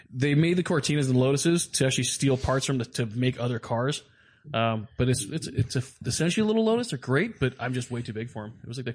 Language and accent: English; Ireland; I am Irish, so yeah.